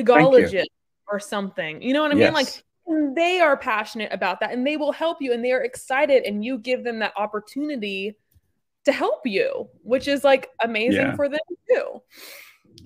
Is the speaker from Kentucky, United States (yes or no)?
no; Wimberley, Texas, United States; also born or lived in Austin, Texas; we grew up in Wimberley, which is a adorable little hill country town just south